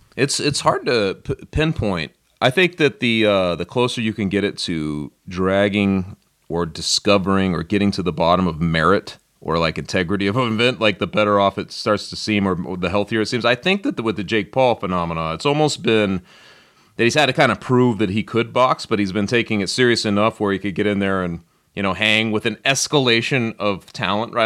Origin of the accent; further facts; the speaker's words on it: Denver, Colorado, United States; growing up in Denver, I was very young